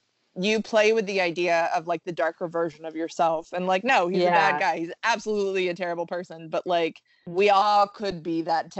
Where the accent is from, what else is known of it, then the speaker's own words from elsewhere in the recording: the South, United States; I grew up in the South